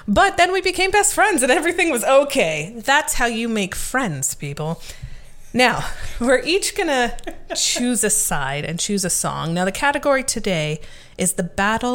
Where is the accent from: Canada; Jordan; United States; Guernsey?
Canada